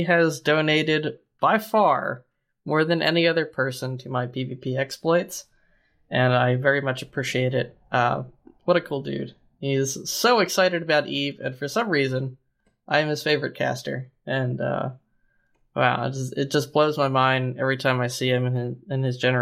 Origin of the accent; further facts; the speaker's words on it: United States; accent: American; The American accent